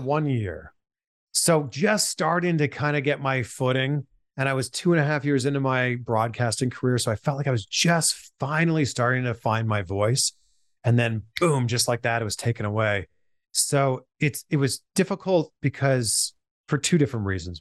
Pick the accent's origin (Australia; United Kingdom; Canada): Canada; Pickering, Ontario; born or raised there; moved away as an adult; now in United States